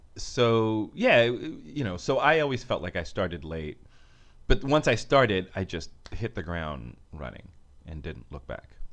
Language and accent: English; Bay Area, California, United States; moved away as an adult; also born or lived in San Francisco / New York; now in Los Angeles, United States; I'm from the Bay Area.